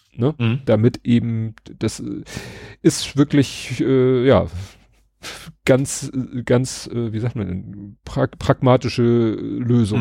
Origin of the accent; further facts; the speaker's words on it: Hamburg, Germany; noch so im Dunstkreis von da, da, wo ich aufgewachsen bin